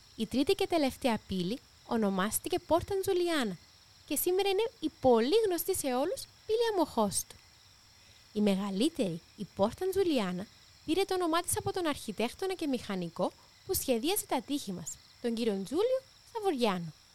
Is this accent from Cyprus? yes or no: yes; Nicosia, Cyprus; κατάγομαι από τη Λευκοσία